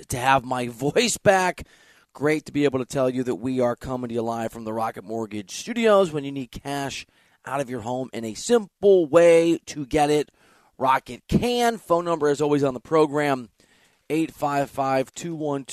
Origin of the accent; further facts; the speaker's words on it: Iowa, United States; also born or lived in Missouri; now in Los Angeles, United States; I'm from Iowa